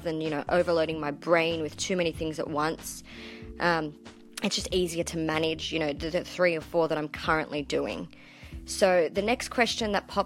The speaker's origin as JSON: {"language": "English", "town": "Sydney", "region": "New South Wales", "country": "Australia", "tie": "born or raised there", "also_born_or_lived": "country Queensland", "moved": "yes", "lives_now": "Queensland, Australia", "said": "as you can probably tell from my accent, I come from a land down under. I was born in Sydney, Australia, to be exact."}